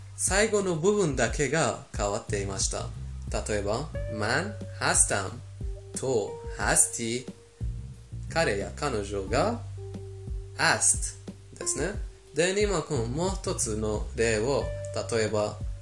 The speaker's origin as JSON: {"language": "Japanese", "country": "Iran", "tie": "born or raised there", "second_language": "Japanese", "moved": "yes"}